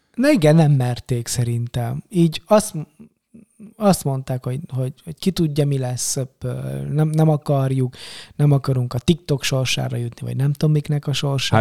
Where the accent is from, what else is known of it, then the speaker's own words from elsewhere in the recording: Romania; now in Hungary; Románia, tudod, kommunizmus, meg Ceausescu diktatúra, és és magyarként, meg keresztényként, meg mit tudom én, egy csomó szempontból ilyen kisebbség vagyok, meg voltam